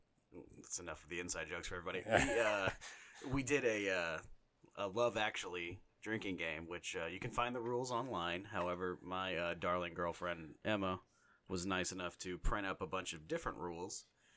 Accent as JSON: {"language": "English", "country": "Ireland", "said": "It happened when I was born, because I'm Irish."}